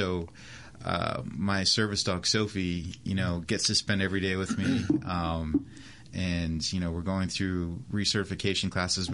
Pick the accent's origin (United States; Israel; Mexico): United States; New Bern, North Carolina; moved away as an adult; also born or lived in Washington, Pennsylvania; I grew up in North Carolina, on New Bern